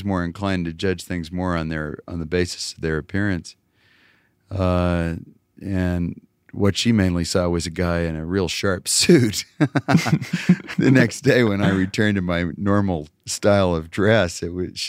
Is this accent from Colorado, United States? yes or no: no; Wyoming, United States; now in New York, United States; I'm from a little town in Wyoming